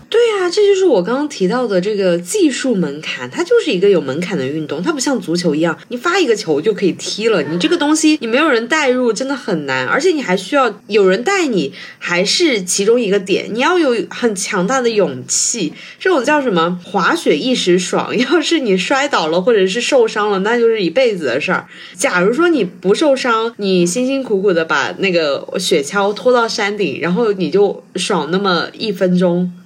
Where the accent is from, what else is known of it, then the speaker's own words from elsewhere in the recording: Sichuan, China; 我是四川人嘛，因为我们这边就几乎不下雪